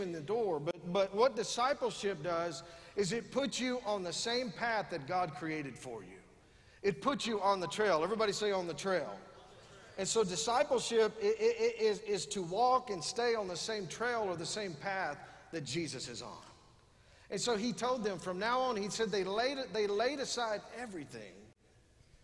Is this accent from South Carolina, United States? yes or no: no; West Texas, United States; We're from West Texas.